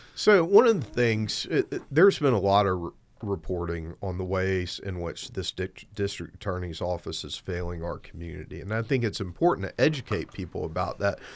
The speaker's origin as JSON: {"language": "English", "town": "Albany", "region": "Georgia", "country": "United States", "tie": "born or raised there", "also_born_or_lived": "Athens, Georgia / St. Louis, Missouri / Atlanta, Georgia", "said": "I was born and raised in Southwest Georgia"}